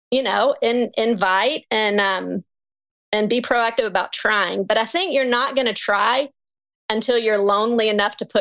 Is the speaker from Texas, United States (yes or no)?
yes; Texas, United States; moved away as an adult; also born or lived in New York City; I'm pregnant and I'm from Texas